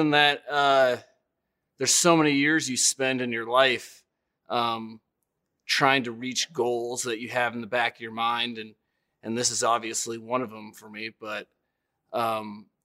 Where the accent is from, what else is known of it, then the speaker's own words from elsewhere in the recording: Denver, Colorado, United States; growing up in Denver and just that area